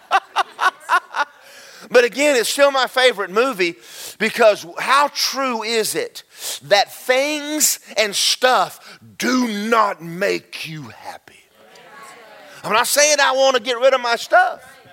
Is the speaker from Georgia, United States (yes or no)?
yes; Georgia, United States; I grew up in Georgia